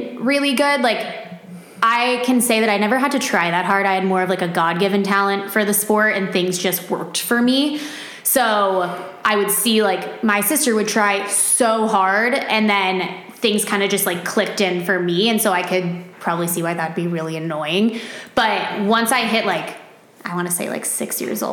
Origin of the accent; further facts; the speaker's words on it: Orange County, California, United States; moved away as an adult; now in Arizona, United States; I am from Orange County, California